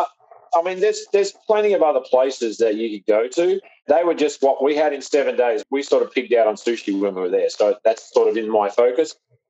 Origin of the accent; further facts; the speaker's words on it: Western Australia, Australia; moved away as an adult; also born or lived in San Diego, United States; now in Tulsa, United States; I'm a West Australian San Diegan that's living in Tulsa.